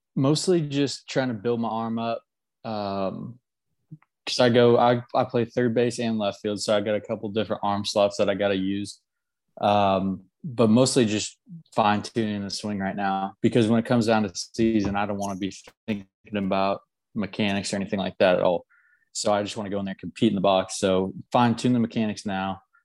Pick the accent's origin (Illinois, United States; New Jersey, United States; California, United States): California, United States; moved away as an adult; now in Oklahoma, United States; I'm from California